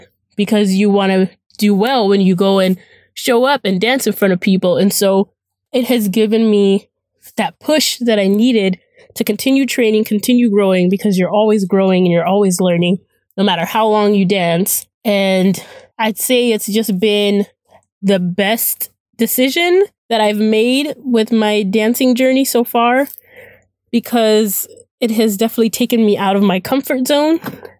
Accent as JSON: {"language": "English", "town": "Phoenix", "region": "Arizona", "country": "United States", "said": "I am from Phoenix, Arizona."}